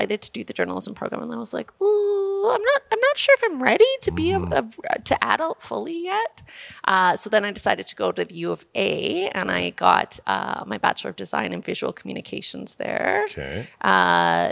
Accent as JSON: {"language": "English", "town": "Vegreville", "region": "Alberta", "country": "Canada", "tie": "born or raised there", "lives_now": "Edmonton, Canada", "said": "I'm a little Ukrainian girl who comes from just outside of Vegreville. I've been in Edmonton since 1993 when I moved here for university."}